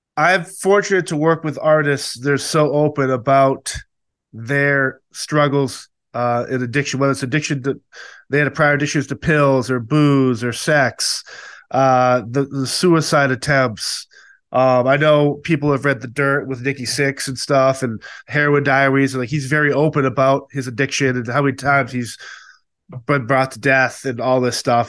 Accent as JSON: {"language": "English", "region": "Massachusetts", "country": "United States", "tie": "born or raised there", "said": "I was born and raised in Massachusetts"}